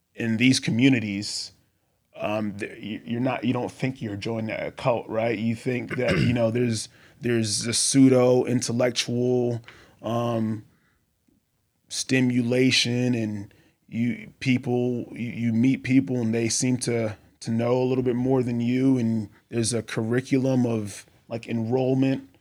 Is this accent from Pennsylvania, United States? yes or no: no; Boston, Massachusetts, United States; moved away as an adult; also born or lived in Texas / Colorado; I grew up in Boston, Massachusetts